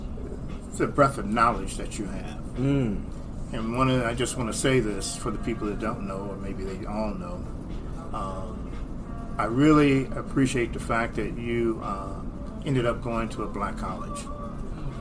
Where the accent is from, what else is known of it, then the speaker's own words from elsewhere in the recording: Toledo, Ohio, United States; I was born in Ohio, Toledo